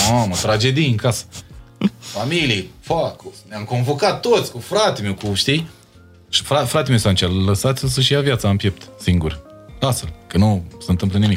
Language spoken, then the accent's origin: Romanian; Bacău, Bacău County, Romania; moved away as an adult; now in Bucharest, Romania; Dacă am venit de la Bacău